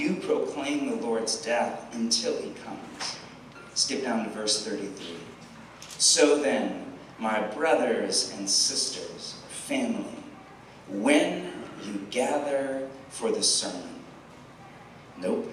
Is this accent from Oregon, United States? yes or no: yes; Portland, Oregon, United States; I'm from Portland, Oregon